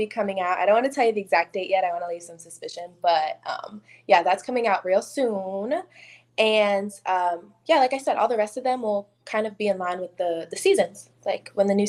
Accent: New York, United States; I'm from New York, but I've lived in a whole bunch of different places.

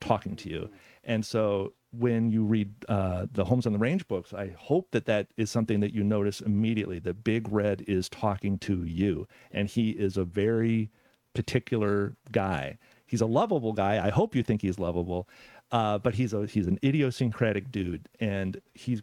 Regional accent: Evansville, Indiana, United States; I was born in Evansville, Indiana.

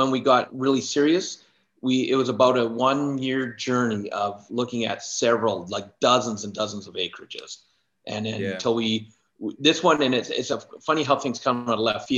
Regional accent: Canada; also born or lived in Alberta; I'm Canadian and I live in Alberta. And so I'm in central Alberta

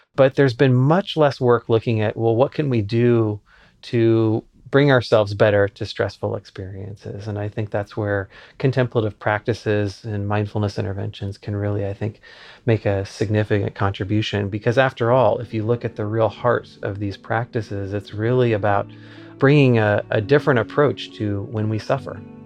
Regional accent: Lincoln, Nebraska, United States; I grew up in Lincoln, Nebraska as a professor's kid.

